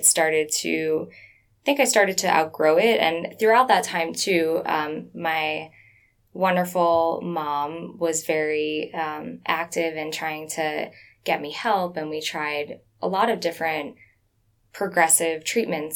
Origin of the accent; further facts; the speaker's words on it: South Florida, United States; growing up in South Florida